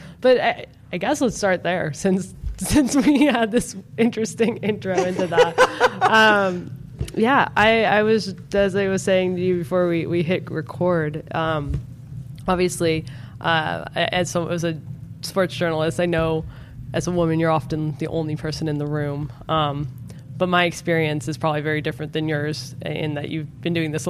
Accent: Mill Valley, California, United States; Mill Valley, my hometown.

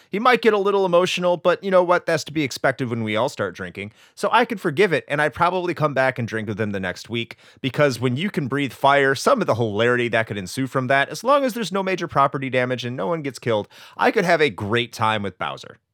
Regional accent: United States; I'm an American

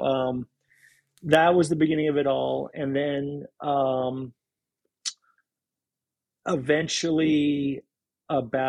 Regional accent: Boston, Massachusetts, United States; moved away as an adult; also born or lived in Maine; now in Seattle, United States; I'm from Boston

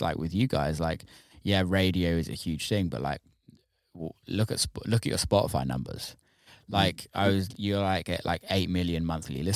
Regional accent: near Bristol, South West England, United Kingdom; I grew up in near Bristol area, so a lot for me was drum and bass

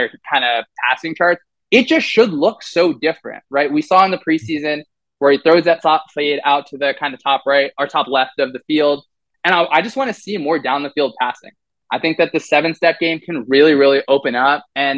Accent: New Jersey, United States; I grew up playing football in New Jersey

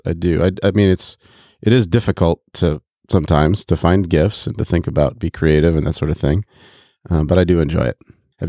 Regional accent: Kinshasa, DR Congo; I grew up in the Congo.

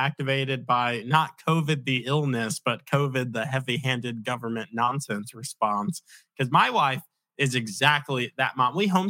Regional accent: Virginia Beach, Virginia, United States; also born or lived in New York; We moved to Virginia Beach growing up in Virginia.

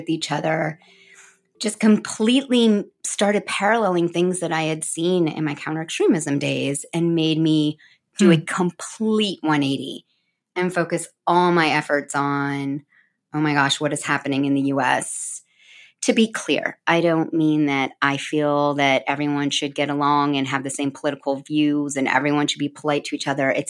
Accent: United States; I'm American

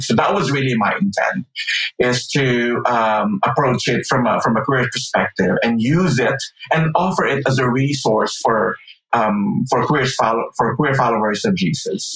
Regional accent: Philippines; moved away; I grew up in the Philippines, and so for half of my life, I grew up listening to and being exposed to an evangelical way

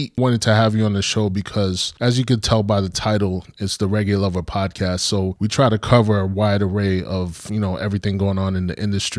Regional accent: New York City, New York, United States; I grew up in Brooklyn, you know, in the late 80s and 90s, you know, is when I was coming of age.

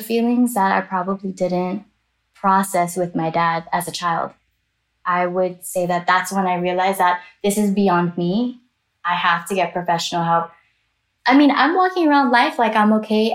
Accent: Miami, Florida, United States; I am Chinese Jamaican American. I grew up in Miami, Florida, and back and forth to Jamaica, summers, holidays

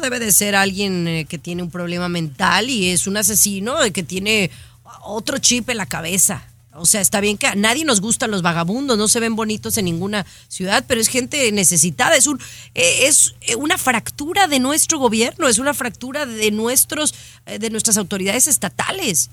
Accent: Zapopan, Jalisco, Mexico; yo soy de Zapopan

